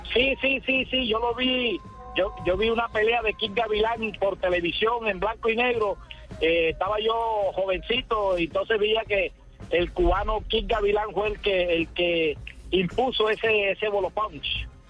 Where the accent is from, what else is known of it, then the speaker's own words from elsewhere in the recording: Córdoba, Colombia; para Córdoba, para mi tierra natal